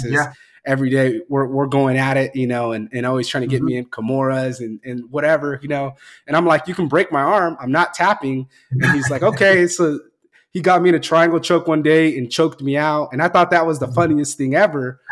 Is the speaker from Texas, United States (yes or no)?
no; Fresno, California, United States; also born or lived in Kingsburg, California / San Diego area, California; I'm actually from Fresno originally, and then I went to school in Kingsburg